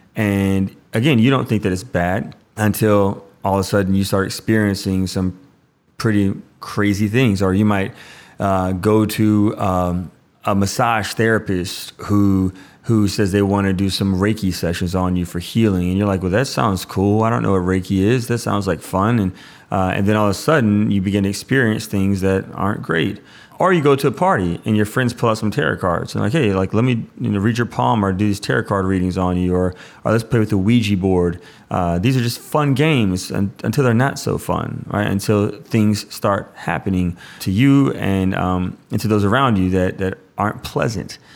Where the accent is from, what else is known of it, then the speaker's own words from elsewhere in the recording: Louisiana, United States; I'm from Louisiana